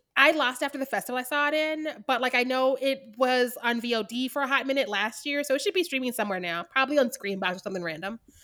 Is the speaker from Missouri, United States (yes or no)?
yes; Missouri, United States; I'm from Missouri